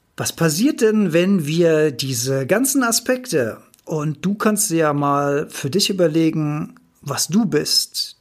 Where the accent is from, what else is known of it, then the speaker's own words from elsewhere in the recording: Rhineland-Palatinate, Germany; Ich bin Rheinland-Pfälzer.